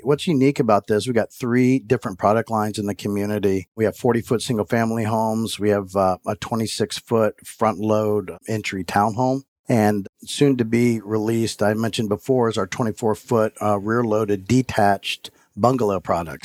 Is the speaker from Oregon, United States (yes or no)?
no; Florida, United States; moved away as an adult; also born or lived in Houston, Texas; now in Atlanta, United States; originally from Florida, born and raised in Florida